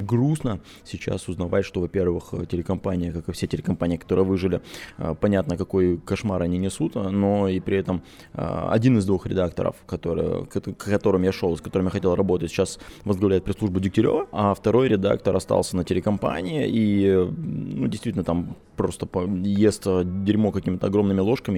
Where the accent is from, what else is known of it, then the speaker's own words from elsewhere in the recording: Khabarovsk, Khabarovsk Krai, Russia; also born or lived in Moscow; now in Vilnius, Lithuania; я, скорее всего, буду в Хабаровске жить